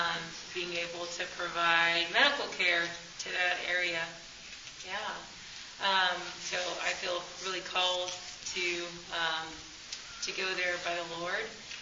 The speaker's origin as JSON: {"language": "English", "country": "Nigeria", "said": "Yeah, I'm Nigerian."}